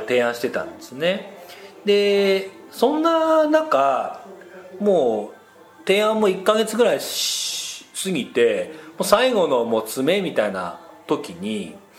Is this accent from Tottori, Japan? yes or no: no; Nagano, Japan; now in Tokyo, Japan; 私生まれも育ちも長野県長野市